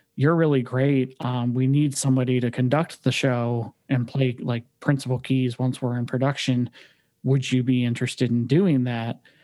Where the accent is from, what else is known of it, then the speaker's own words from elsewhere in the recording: Detroit, Michigan, United States; moved away as an adult; also born or lived in California; now in Cleveland, United States; I actually grew up in Detroit. Uh, my parents and I, uh, I was born in California and then we moved uh, back to where my parents are from in Detroit um, about 30 minutes north of the city